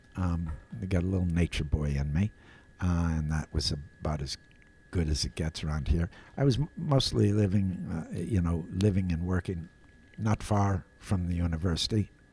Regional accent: Appleton, Wisconsin, United States; I was a dopey kid from Appleton

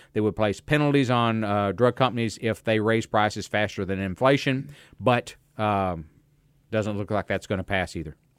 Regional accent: United States; I grew up in America

